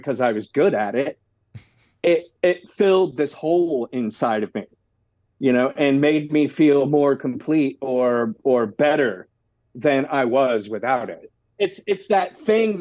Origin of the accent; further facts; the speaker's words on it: Orlando, Florida, United States; moved away as an adult; now in Los Angeles, United States; I was growing up in Orlando